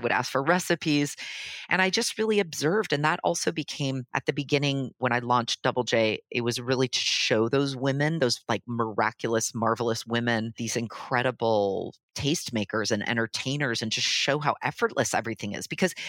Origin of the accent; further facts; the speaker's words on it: Los Angeles, California, United States; moved away as an adult; now in Milan, Italy; I grew up in Los Angeles, actually, before it was cool. So LA in the late 70s, early 80s was not the place to be. I grew up in a really sporty family, not at all kind of culturally attuned.